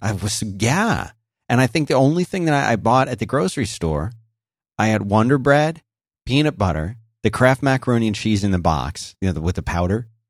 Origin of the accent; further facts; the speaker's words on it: Philadelphia, Pennsylvania, United States; I grew up in Philadelphia